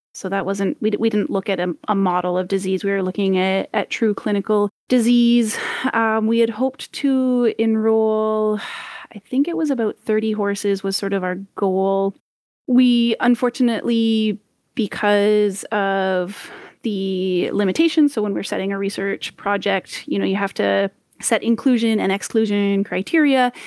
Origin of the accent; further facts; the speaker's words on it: Ontario, Canada; moved away as an adult; also born or lived in Grenada / Saskatchewan; I'm from Ontario originally